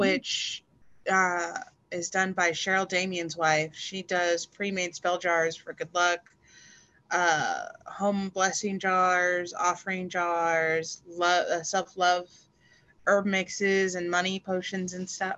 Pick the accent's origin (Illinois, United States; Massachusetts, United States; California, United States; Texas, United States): Texas, United States; El Paso; moved away as an adult; also born or lived in the South; now in Oregon, United States; I'm originally from El Paso, Texas